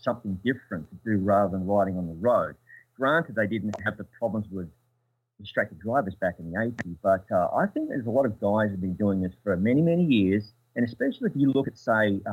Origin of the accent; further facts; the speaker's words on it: Adelaide, South Australia, Australia; my hometown, which is Adelaide in South Australia